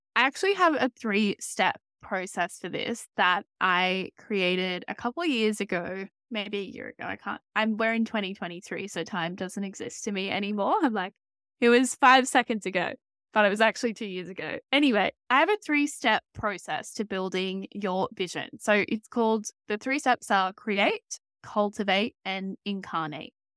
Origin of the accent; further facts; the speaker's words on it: Australia; as you can probably tell from my voice, I am from Australia